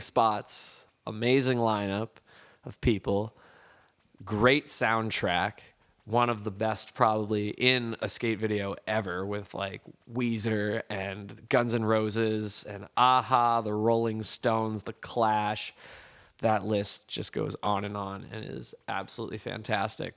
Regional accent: East Coast, United States; I am from the East Coast

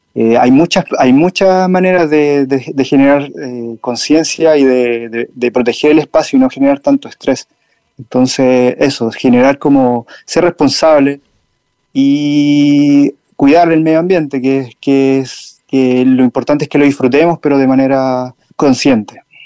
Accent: Linares, Maule, Chile; also born or lived in Talcahuano; en la localidad Linares, donde yo nací

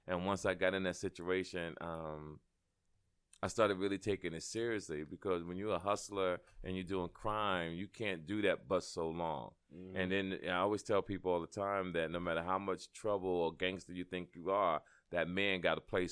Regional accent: Jersey City, New Jersey, United States; I'm originally from Jersey City, New Jersey

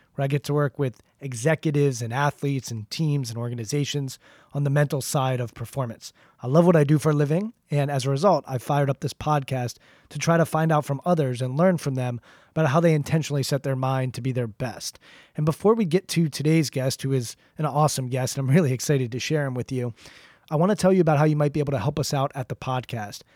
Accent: Washington, District of Columbia, United States; growing up in the Washington, D C area, you pretty much, at least when I was growing up in the eighties and nineties, had to be a Washington Redskins fan

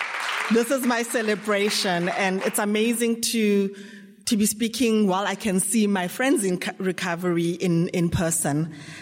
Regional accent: Johannesburg, Gauteng, South Africa; I'm an alcoholic from Johannesburg.

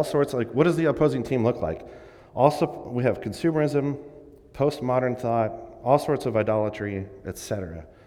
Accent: Vancouver, Washington, United States; I grew up in Vancouver, Washington, right near Portland, very urban.

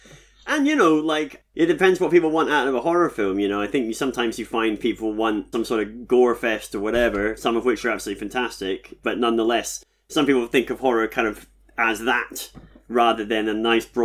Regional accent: United Kingdom; accent: British; that's just my British accent.

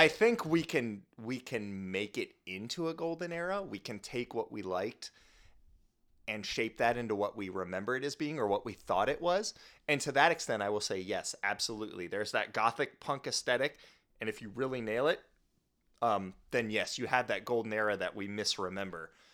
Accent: Midwest, United States; moved away; I grew up in the Midwest

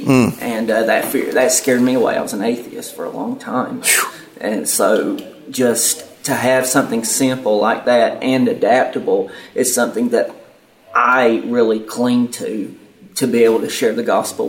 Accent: Yadkin County, North Carolina, United States; I'm from Yakin County

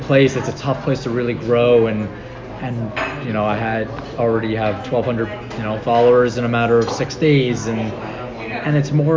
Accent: New York, United States; me being the New Yorker I am with a loud mouth

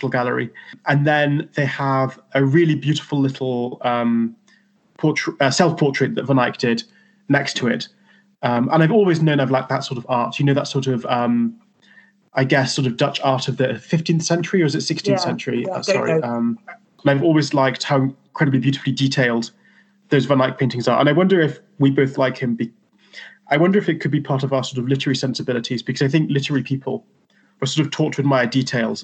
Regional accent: Newcastle upon Tyne, North East England, United Kingdom; I grew up in Newcastle

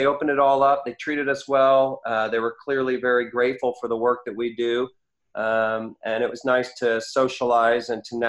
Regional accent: Cleveland, Ohio, United States; now in Oregon, United States; I grew up in Cleveland

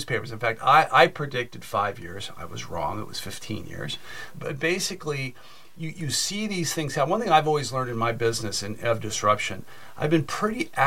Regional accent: Silicon Valley, California, United States; I grew up in Silicon Valley

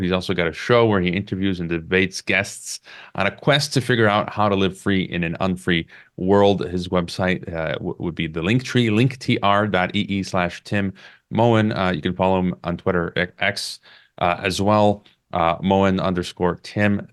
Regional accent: United States; my home country, the U S

